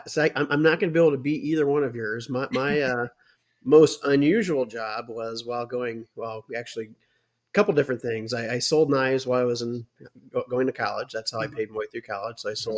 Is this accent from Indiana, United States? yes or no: yes; Indiana, United States; born or raised there